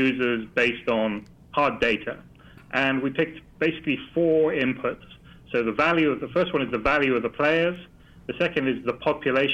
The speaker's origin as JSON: {"language": "English", "country": "Netherlands", "said": "I'm Dutch"}